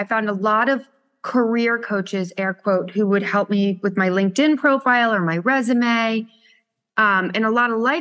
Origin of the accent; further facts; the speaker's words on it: Connecticut, United States; moved away as an adult; now in New York City, United States; I'm from New York, or I'm really from Connecticut, but I've been in New York climbing that corporate ladder for the last 21 years